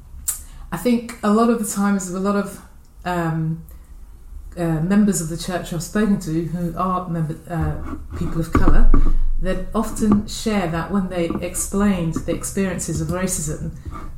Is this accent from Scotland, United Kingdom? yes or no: no; London, United Kingdom; I was born here in Paddington, London, and both my parents are from Dominica, and basically I've spent all of my life here in London